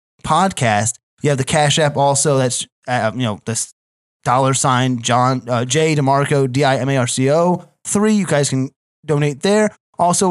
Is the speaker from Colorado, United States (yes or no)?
no; Sayreville, New Jersey, United States; I'm from Sayreville